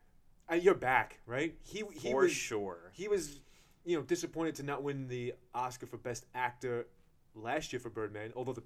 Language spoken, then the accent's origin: English; Northeast, United States; coming from the Northeast myself and being Irish, well, raised Irish Catholic anyway